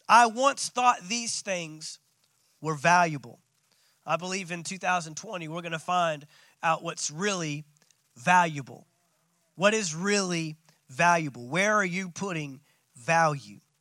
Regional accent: Dallas, Texas, United States; I'm from Dallas

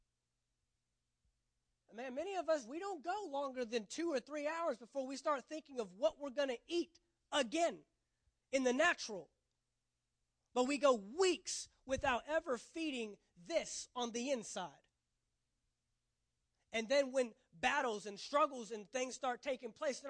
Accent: Texas, United States; I'm from Texas

